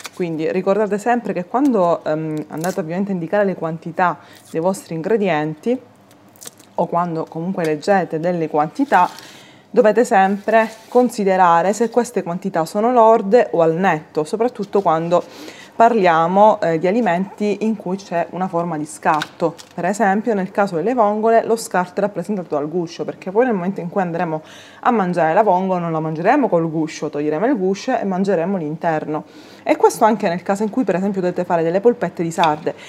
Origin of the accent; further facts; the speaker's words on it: Sicily, Italy; i racconti della mia terra